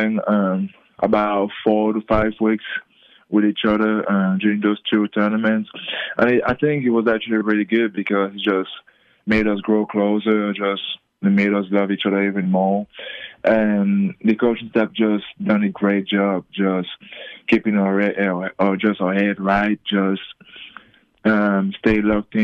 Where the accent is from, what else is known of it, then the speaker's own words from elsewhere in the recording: Cameroon; moved away; also born or lived in Australia / Las Vegas; I'm the first from Cameroon